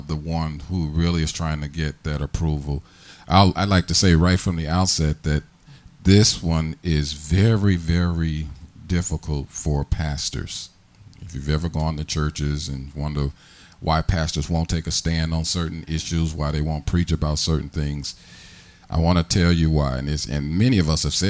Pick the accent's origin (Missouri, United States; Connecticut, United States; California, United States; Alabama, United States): Missouri, United States; St. Louis; moved away as an adult; now in Harrisburg, United States; all I know, which was St. Louis ghetto